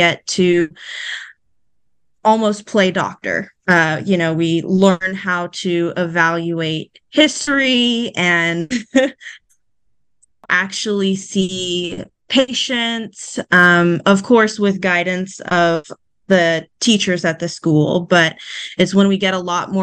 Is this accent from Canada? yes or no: no; Houston, Texas, United States; moved away as an adult; now in Baton Rouge, United States; I am from Houston, Texas, born and raised there